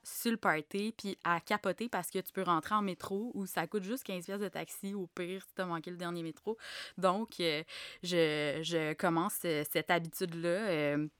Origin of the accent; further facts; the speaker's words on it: Gatineau, Quebec, Canada; moved away as an adult; also born or lived in Montreal; j'ai grandi à Gatineau